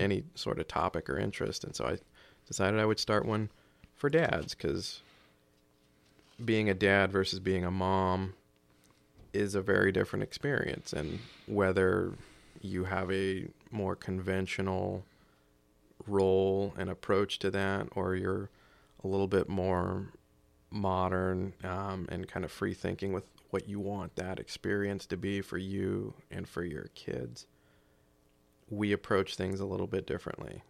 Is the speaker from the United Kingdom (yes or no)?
no; just outside of Charleston, South Carolina, United States; moved away as an adult; also born or lived in Japan / Washington State / Oregon; now in Clatsop County, Oregon, United States; I was born in North Carolina, uh, back in the early eighties and grew up in South Carolina, just outside of Charleston